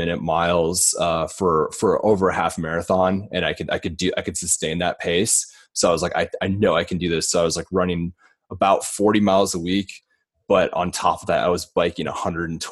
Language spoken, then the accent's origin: English; Iowa, United States; now in Los Angeles, United States; growing up in Iowa